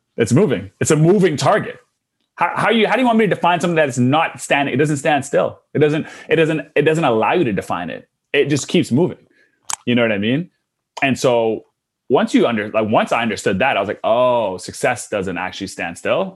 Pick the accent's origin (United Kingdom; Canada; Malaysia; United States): Canada; also born or lived in Australia; being Canadian